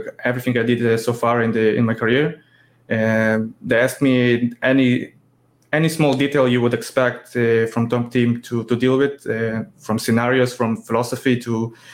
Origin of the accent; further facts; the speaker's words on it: Israel; I'm 32 from Israel